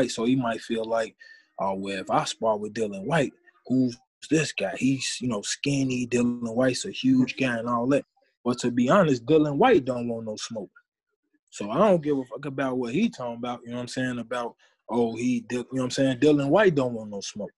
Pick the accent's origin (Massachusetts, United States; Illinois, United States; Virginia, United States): Illinois, United States; Chicago; I'm from Chicago